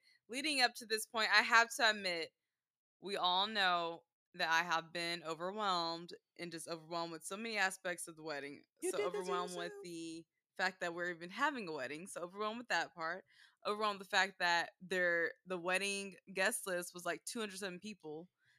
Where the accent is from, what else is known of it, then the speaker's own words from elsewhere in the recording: Dallas, Texas, United States; This because we grew up in Dallas. Why I'm like this.